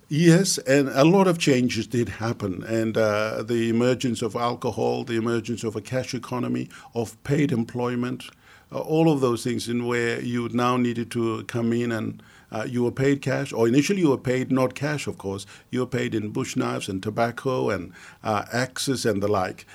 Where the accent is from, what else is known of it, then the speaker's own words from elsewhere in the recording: Mount Hagen, Western Highlands, Papua New Guinea; also born or lived in Australia; growing up in the Highlands